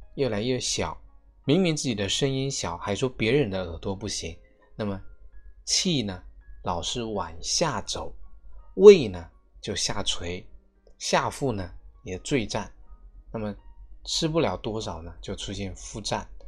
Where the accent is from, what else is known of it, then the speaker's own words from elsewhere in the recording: China; 我们是中国人，我们是中国人的脾胃